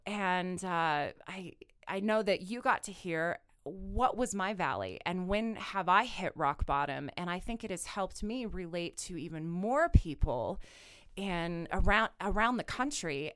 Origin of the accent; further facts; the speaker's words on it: Kansas, United States; now in Colorado, United States; I'm originally from Kansas